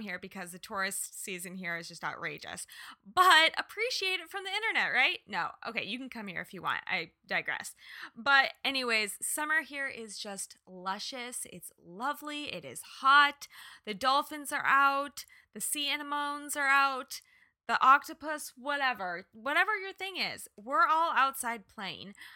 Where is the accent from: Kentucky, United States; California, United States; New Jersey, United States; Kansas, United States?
Kansas, United States; moved away; also born or lived in Los Angeles; I was born and raised in Kansas